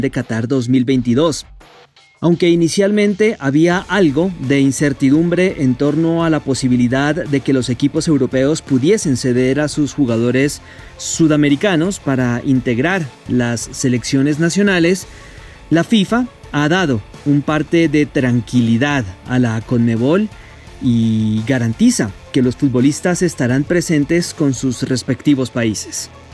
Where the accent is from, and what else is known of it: Colombia